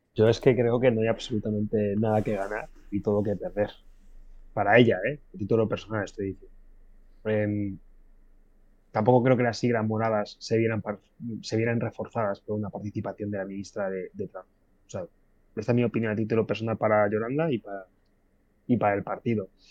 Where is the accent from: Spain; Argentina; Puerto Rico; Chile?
Spain; Community of Madrid; Yo de donde vengo, de, una, de una, ciudad de, de, aquí del sur de, Madrid